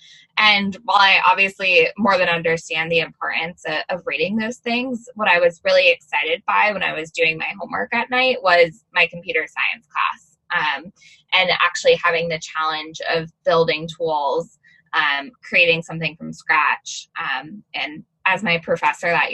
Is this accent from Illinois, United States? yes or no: no; Arizona, United States; moved away; I'm originally from Arizona. So growing up in high school, I joined my mayor's youth council